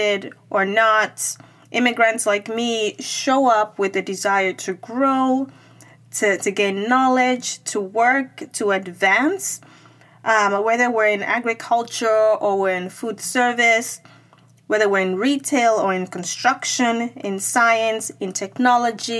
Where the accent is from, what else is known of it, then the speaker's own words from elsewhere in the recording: Nigeria; moved away as an adult; I grew up in Nigeria where English is the first language